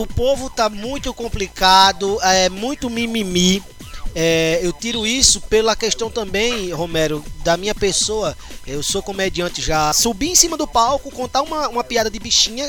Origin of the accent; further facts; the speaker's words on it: São Rafael, Rio Grande do Norte, Brazil; also born or lived in Natal, Rio Grande do Norte; toda a minha infância e adolescência, até os meus 18 anos, é, eu cresci na cidade, no, no, interior, chamado São Rafael.